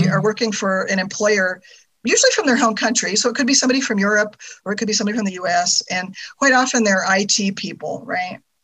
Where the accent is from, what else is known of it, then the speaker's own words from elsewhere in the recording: California, United States; moved away as an adult; also born or lived in Germany; I'm from California